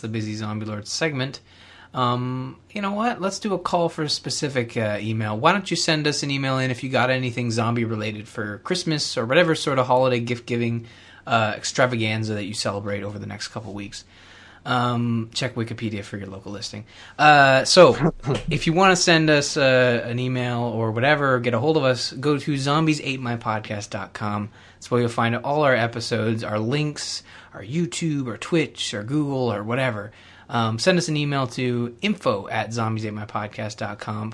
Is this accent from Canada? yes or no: yes; Canada; I'm Canadian